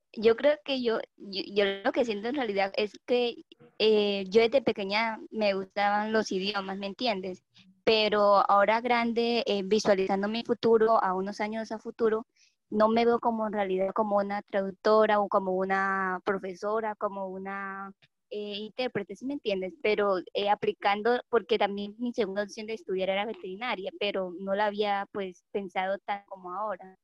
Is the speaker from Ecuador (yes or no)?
no; Colombia; yo soy de Colombia